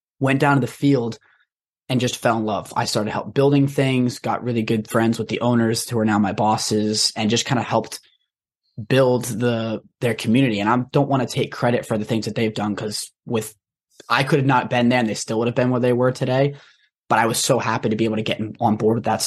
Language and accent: English; Rhode Island, United States; I grew up in Rhode Island